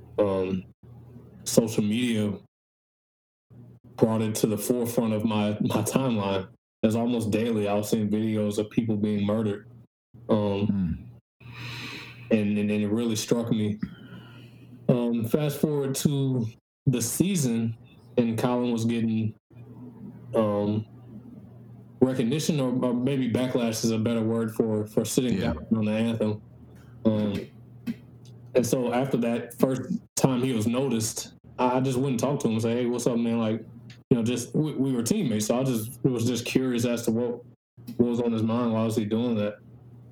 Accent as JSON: {"language": "English", "town": "Prairieville", "region": "Louisiana", "country": "United States", "tie": "born or raised there", "also_born_or_lived": "Baton Rouge, Louisiana", "said": "I was born in Baton Rouge. I lived in Baton Rouge the first 2 years of my life before moving to Prairieville, which is just outside of Baton Rouge."}